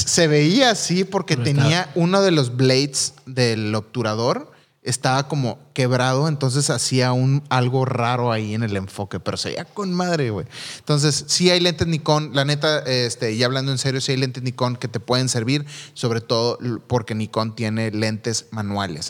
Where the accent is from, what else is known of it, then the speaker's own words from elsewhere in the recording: Mexico; yo como mexicano